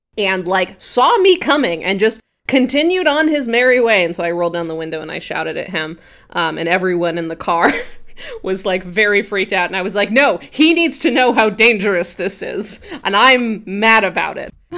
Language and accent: English; Grand Junction, Colorado, United States; I grew up in Colorado in a place called Grand Junction